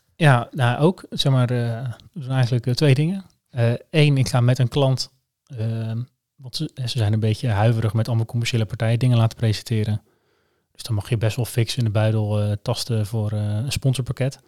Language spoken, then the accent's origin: Dutch; Netherlands; Ik ben ook Nederlander